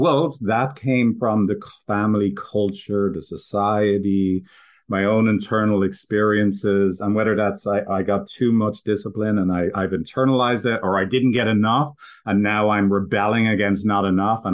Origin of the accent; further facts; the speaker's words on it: Ireland; I did grow up in a Irish, I'm from Ireland, like going to the farm as a kid